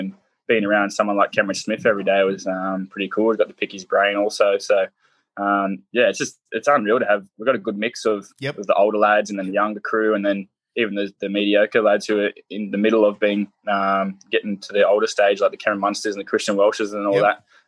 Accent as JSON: {"language": "English", "area": "Central Coast", "region": "New South Wales", "country": "Australia", "tie": "born or raised there", "said": "running out there in my hometown"}